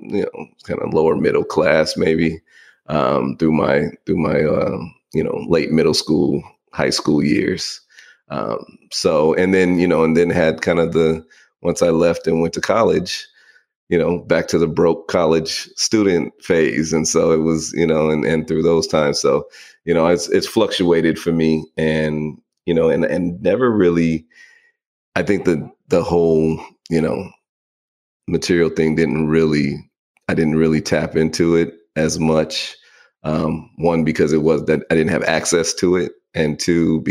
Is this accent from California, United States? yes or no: yes; Bay Area, California, United States; now in Atlanta, United States; I grew up in the Bay Area